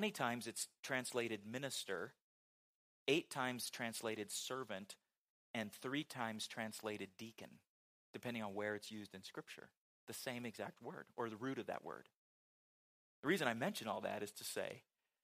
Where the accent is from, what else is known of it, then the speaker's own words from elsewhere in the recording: West Coast, United States; moved away; Growing up on the West Coast